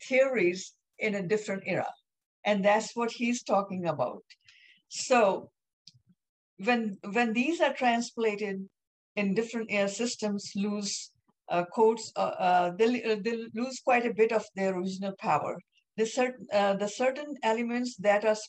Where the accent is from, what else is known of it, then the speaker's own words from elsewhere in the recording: India; I'm Indian